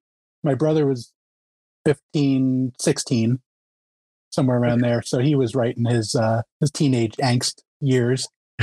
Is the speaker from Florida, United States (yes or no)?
no; Union County, New Jersey, United States; also born or lived in Morris County, New Jersey; I guess technically I'm originally from Union.